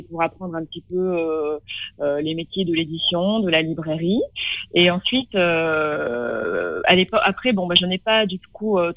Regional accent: Tulle, Nouvelle-Aquitaine, France; À, à, Tulle, voilà, j'ai grandi donc euh, vraiment dans une, ville de province, euh, voilà, la campagne.

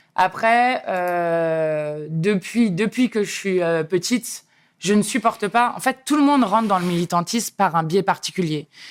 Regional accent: Saint-Pryvé-Saint-Mesmin, Centre-Val de Loire, France; moved away; also born or lived in Paris / Grigny; J'habitais dans le Loiret, dans un bled que personne ne connaît, euh, de 4000 habitants, qui s'appelle Saint-Privé-Saint-Mémin.

